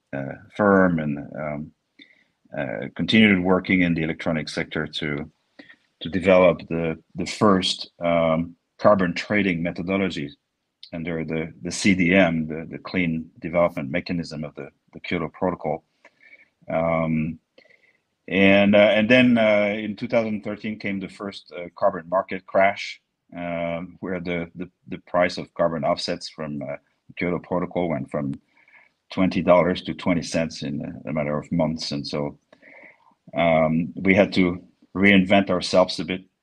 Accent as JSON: {"language": "English", "area": "near Bordeaux", "region": "Nouvelle-Aquitaine", "country": "France", "tie": "born or raised there", "second_language": "English", "moved": "yes", "said": "as you may hear from my accent, uh, I was born near Bordeaux, where we have the best wine in the world"}